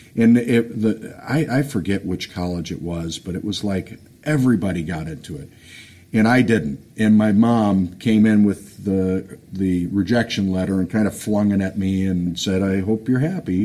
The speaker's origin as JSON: {"language": "English", "town": "Detroit", "region": "Michigan", "country": "United States", "tie": "born or raised there", "said": "I grew up on the uh, the west side of uh, Detroit, um, over in Royal Oak area"}